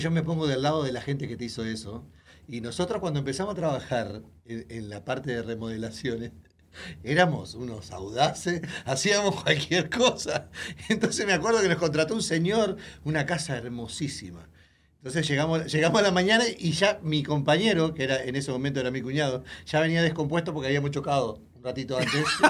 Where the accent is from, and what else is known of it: Uruguay; born or raised there; moved away